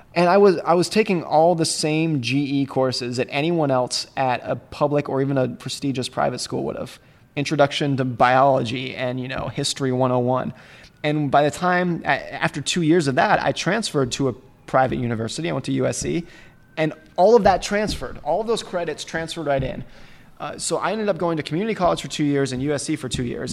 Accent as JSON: {"language": "English", "country": "United States", "tie": "born or raised there", "said": "I grew up ski racing in Lake Tahoe"}